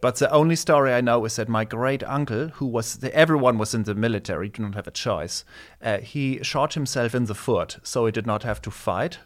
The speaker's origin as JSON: {"language": "English", "town": "Nuremberg", "region": "Bavaria", "country": "Germany", "tie": "born or raised there", "also_born_or_lived": "Erlangen", "first_language": "German", "second_language": "English", "moved": "yes", "said": "I grew up in Cher, in Nuremberg"}